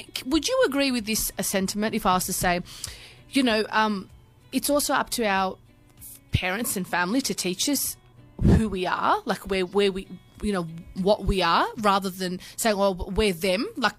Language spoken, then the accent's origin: English; Australia; also born or lived in Amsterdam, Netherlands; No, I'm not really Australian at all. You know, like, yeah, I've got a bit of attributes to being Australian, but I'm more Turkish, I'm more Turkish. I didn't realize that I was so Australian as well when I'd moved to Amsterdam.